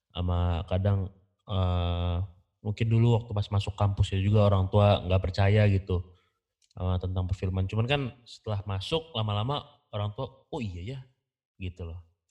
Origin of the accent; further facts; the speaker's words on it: Bandung, West Java, Indonesia; Dari Sunda tentunya. Gua orang Bandung